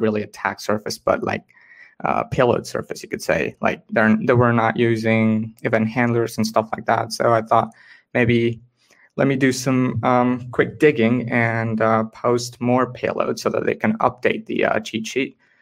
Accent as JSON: {"language": "English", "country": "India", "said": "I'm from India primarily"}